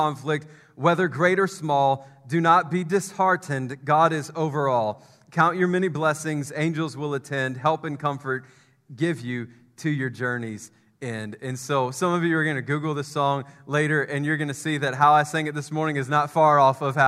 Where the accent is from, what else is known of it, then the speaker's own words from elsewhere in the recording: Memphis, Tennessee, United States; I grew up in Memphis